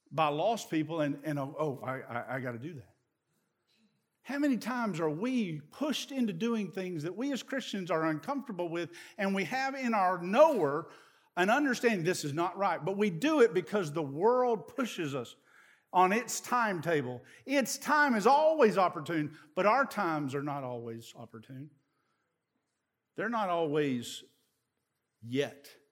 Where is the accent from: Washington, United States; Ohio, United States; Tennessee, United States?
Tennessee, United States; East; I'm from East Tennessee